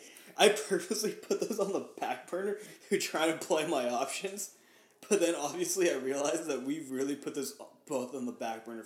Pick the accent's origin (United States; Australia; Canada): United States; born or raised there; English is a second language